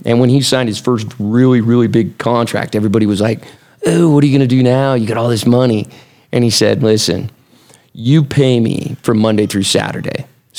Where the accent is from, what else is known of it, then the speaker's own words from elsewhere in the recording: West Valley City, Utah, United States; I grew up in West Valley.